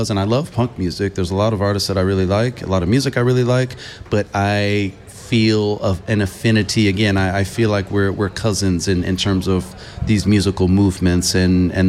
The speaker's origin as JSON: {"language": "English", "town": "Los Angeles", "region": "California", "country": "United States", "tie": "born or raised there", "also_born_or_lived": "Bay Area / East Coast", "said": "I'm originally from Los Angeles. That's where I was born. That's where I was raised for the most part in my early years. Even though I went to high school in the Bay Area, I also used to live on the East Coast."}